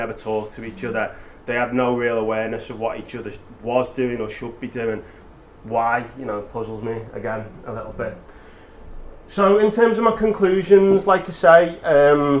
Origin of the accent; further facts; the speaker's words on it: Liverpool, North West England, United Kingdom; I'm from Liverpool